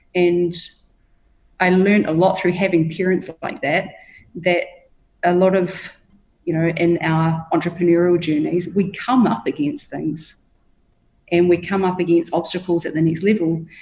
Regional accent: Hawke's Bay, New Zealand; now in Bali, Indonesia; I grew up in Hawke's Bay in New Zealand

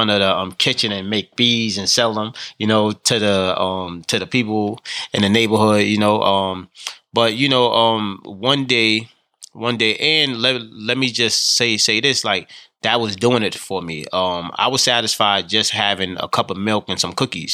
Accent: New York City, New York, United States; I grew up in the South Bronx, which is one of the poorest congressional districts

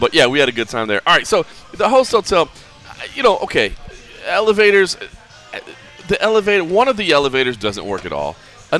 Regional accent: Dallas, Texas, United States; Not quite Dallas where I'm from

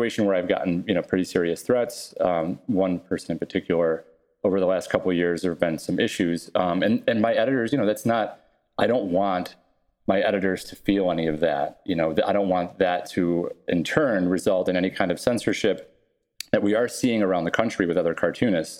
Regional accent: Buffalo, New York, United States; I grew up in Buffalo

